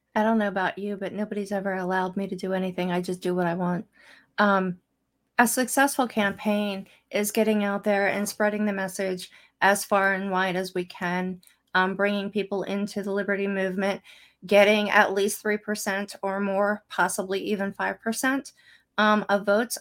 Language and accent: English; State College, Pennsylvania, United States; I grew up in State College.